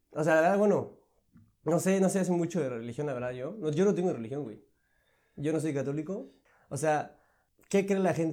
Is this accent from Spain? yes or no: no; Mexico; que nosotros fuimos conquistados por españoles. Y solo imagínate eso, o sea, nosotros literal, español no es nuestra lengua nativa, literal.